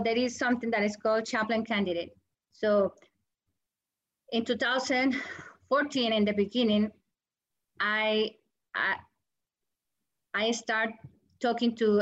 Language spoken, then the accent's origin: English; Colombia; English is a second language; moved away as an adult; also born or lived in New York; now in United States; I am from Colombia